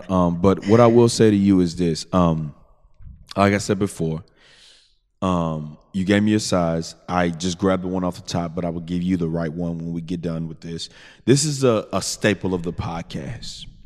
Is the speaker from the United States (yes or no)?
yes; Southwest, United States; Because I'm gonna tell you where I came from. You know what I'm saying? I'm from the Southwest.